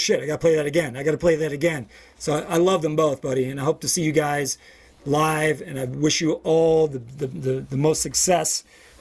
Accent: Western Kentucky, United States; I'm from Western Kentucky

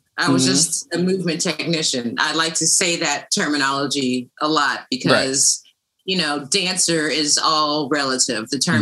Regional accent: Los Angeles, California, United States; I'm growing up in the San Fernando Valley

